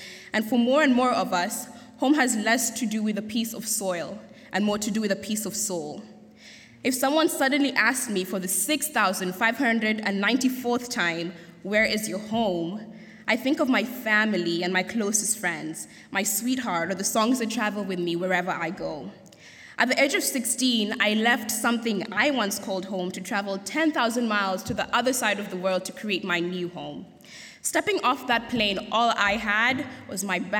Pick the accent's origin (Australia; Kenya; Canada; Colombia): Kenya; moved away as an adult; now in Goshen, United States; I'm very much of the beautiful tropical country called Kenya